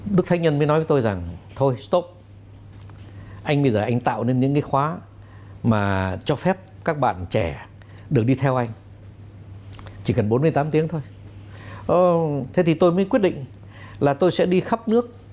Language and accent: Vietnamese; Vietnam; moved away; also born or lived in France; tôi cũng cảm nhận tôi là người Việt Nam